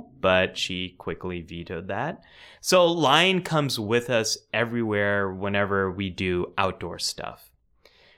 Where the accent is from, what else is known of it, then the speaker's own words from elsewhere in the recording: California, United States; I'm from California